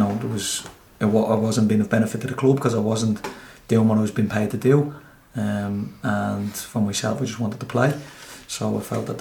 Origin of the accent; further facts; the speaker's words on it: Dublin, Leinster, Ireland; I'm from Crumlin